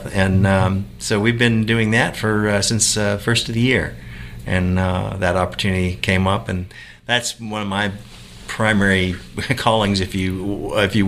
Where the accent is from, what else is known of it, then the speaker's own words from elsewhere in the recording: Michigan, United States; moved away; I grew up in Michigan.